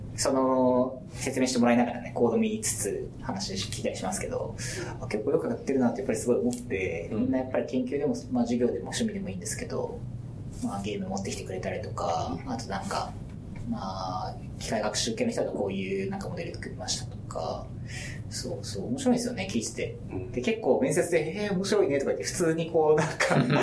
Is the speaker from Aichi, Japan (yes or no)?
no; Hokkaido, Japan; moved away as an adult; now in Tokyo, Japan; 僕ももう今出身北海道なんで